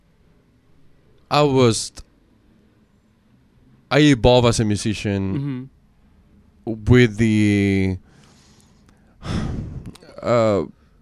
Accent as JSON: {"language": "English", "region": "Chihuahua", "country": "Mexico", "moved": "yes", "said": "I'm from Chihuahua"}